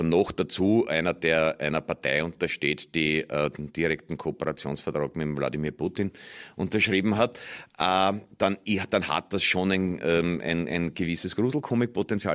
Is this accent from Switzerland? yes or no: no; Austria; als Österreicher